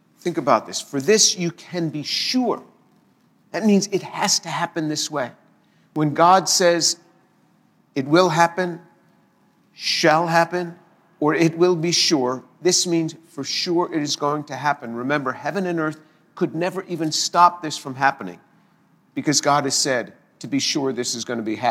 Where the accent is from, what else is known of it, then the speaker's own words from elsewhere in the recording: the New York area, United States; I grew up in the New York area, and this is just the way we spoke